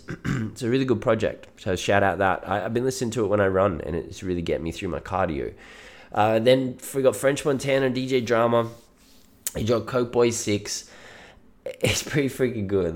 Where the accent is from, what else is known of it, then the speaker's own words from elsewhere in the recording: Australia; I am Australian